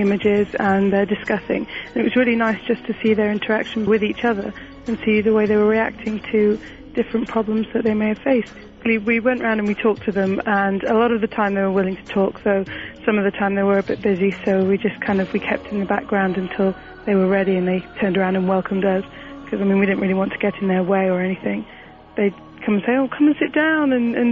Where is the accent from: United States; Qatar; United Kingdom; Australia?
United Kingdom; England; I'm from England.